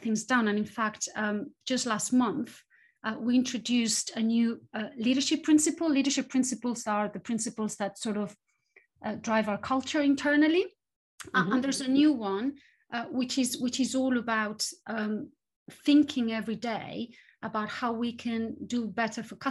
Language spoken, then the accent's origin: English; Spain; moved away as an adult; also born or lived in various European cities / United States; now in United Kingdom; I grew up in Spain and I studied there, and then I moved into academia. And left Spain after university